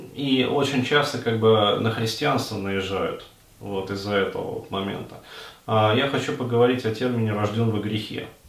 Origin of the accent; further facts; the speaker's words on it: Russia; у меня, например, как у русского человека